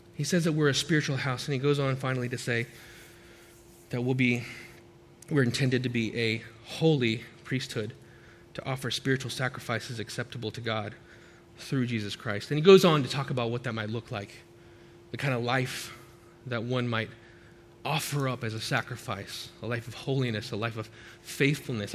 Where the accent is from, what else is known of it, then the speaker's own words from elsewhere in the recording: United States; speaks English because I'm American